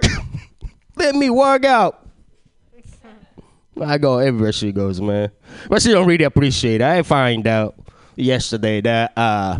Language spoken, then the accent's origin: English; Japan; English is a second language; moved away; I was born and raised in Japan. Trying to get this language thing down, but it never happened.